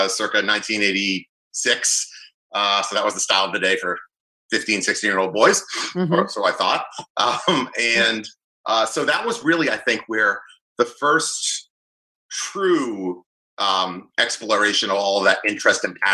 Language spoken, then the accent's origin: English; Boston, Massachusetts, United States; now in New Jersey, United States; even though I'm based in New Jersey, I'm actually a Boston native. So I grew up in the North Shore of Boston